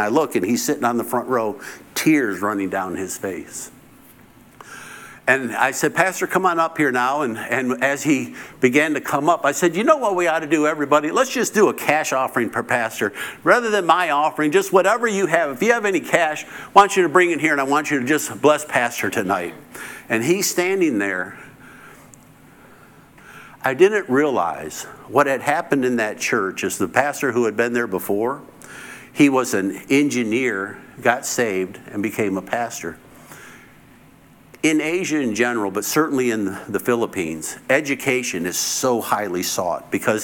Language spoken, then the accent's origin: English; United States; I'm the American